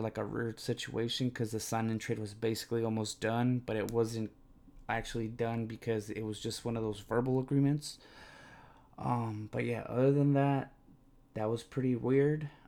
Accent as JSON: {"language": "English", "region": "California", "country": "United States", "said": "I'm from California"}